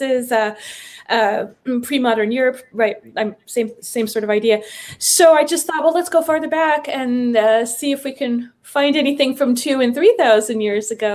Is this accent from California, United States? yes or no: yes; Los Angeles, California, United States; now in Amherst, United States; I'm from the southern part, Los Angeles